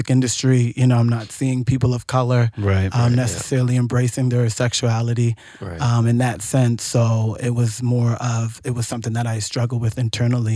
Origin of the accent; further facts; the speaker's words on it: Nova Scotia, Canada; I grew up in Nova Scotia in the country